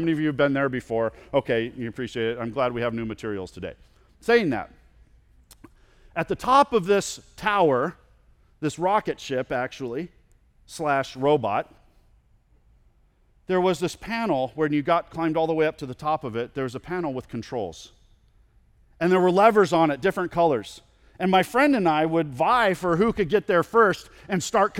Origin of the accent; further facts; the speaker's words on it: California, United States; I grew up in California, and there's a park that I went to with my friend quite a bit that was on the very edge of where my mom and dad allowed me to ride my bike.